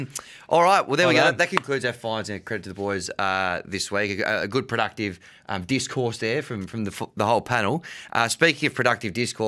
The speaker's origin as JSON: {"language": "English", "town": "Canberra", "region": "Australian Capital Territory", "country": "Australia", "tie": "born or raised there", "said": "When you're an only child and you're growing up in Canberra, there's not a lot to fill the time. Certainly not in the late 90s, early 2000s."}